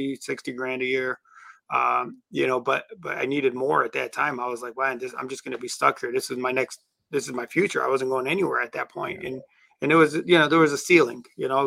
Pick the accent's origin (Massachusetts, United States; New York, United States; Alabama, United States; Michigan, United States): Michigan, United States; Detroit; also born or lived in Middle East; now in Dearborn, United States; grew up in Detroit